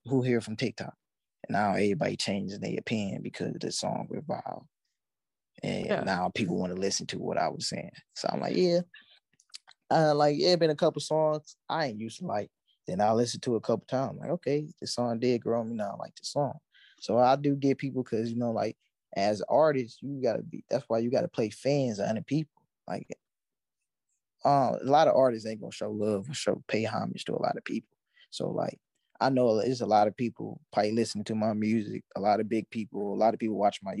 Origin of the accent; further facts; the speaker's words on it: Pontiac, Michigan, United States; moved away as an adult; now in California, United States; So yeah, I come from Pontiac, Michigan, born and raised. So come out here to Cali. I moved out here 2 years ago.